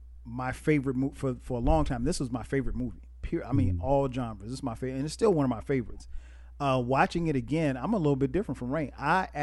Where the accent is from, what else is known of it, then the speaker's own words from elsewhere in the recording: the South, United States; growing up in the South